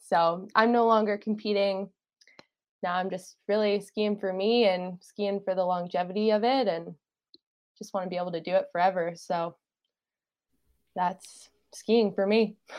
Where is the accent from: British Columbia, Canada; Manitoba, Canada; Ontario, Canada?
British Columbia, Canada; Fernie; also born or lived in Vancouver Island; now in Squamish, Canada; I grew up in Fernie and now I live in Squamish.